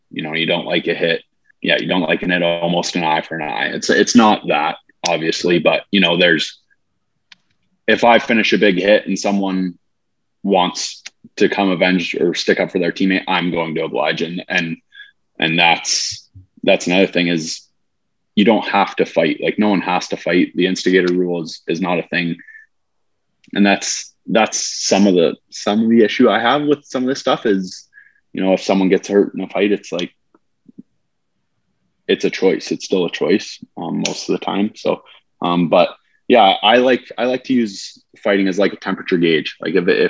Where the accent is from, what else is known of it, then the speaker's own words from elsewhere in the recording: Montana, United States; I'm from Montana, have a house in Montana